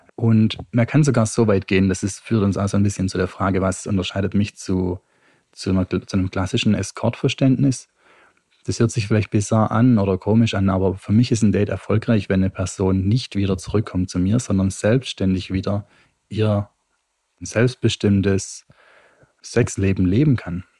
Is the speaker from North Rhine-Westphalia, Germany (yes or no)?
no; Stuttgart, Baden-Württemberg, Germany; now in Utrecht, Netherlands; Ich komme ursprünglich aus Stuttgart, wohne derzeit in Utrecht